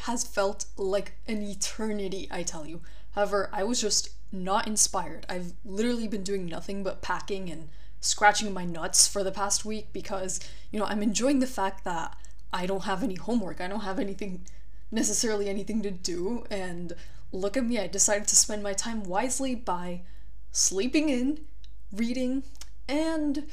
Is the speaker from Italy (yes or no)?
yes; Italy; also born or lived in Florida; now in Barcelona, Spain; my hometown in Italy